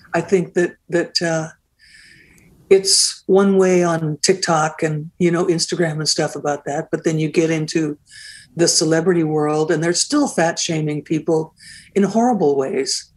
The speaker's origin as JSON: {"language": "English", "town": "Seattle", "region": "Washington", "country": "United States", "also_born_or_lived": "Vancouver, Canada", "moved": "as an adult", "said": "I'm from Seattle"}